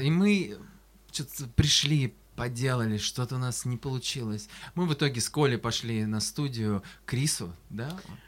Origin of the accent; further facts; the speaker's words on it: Astrakhan, Astrakhan Oblast, Russia; я из Астрахани